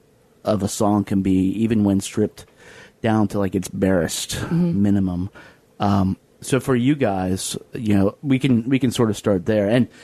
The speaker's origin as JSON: {"language": "English", "town": "Lynchburg", "region": "Virginia", "country": "United States", "tie": "born or raised there", "said": "I grew up in Southwest Virginia, down in Lynchburg."}